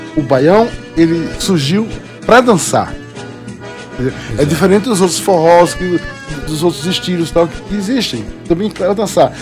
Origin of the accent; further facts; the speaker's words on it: Northeast Region, Brazil; moved away; also born or lived in Paraíba; eu sou, sou nordestino